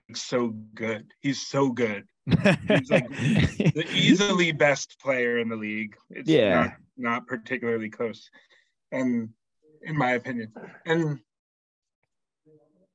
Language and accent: English; Lowell, Massachusetts, United States; I was born in Lowell, Mass. So I've been around the area my whole life.